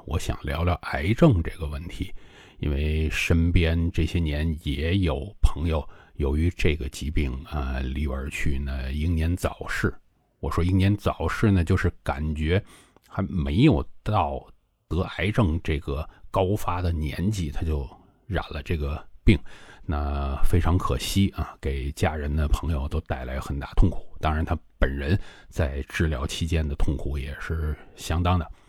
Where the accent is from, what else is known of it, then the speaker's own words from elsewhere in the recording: China; 我们中国人吃的比较多的